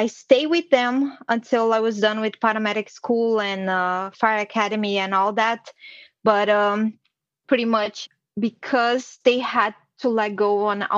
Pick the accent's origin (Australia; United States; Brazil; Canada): Brazil; moved away; I was born and raised in Brazil in a small town where everyone knows each other